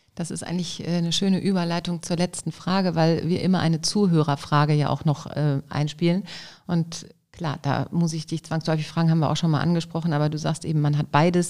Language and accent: German; Düsseldorf, North Rhine-Westphalia, Germany; ich als Düsseldorfer